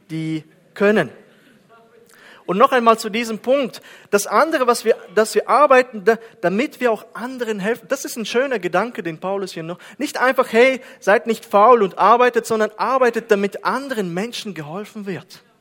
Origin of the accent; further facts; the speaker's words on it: Kazakhstan; German is a second language; Und Kasachstan, und Kasachstan, dort bin ich aufgewachsen, ist auf 122.